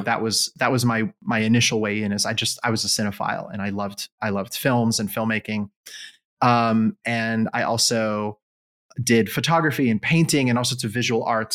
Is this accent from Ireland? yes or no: no; Israel; moved away as an adult; also born or lived in United States; I grew up in Israel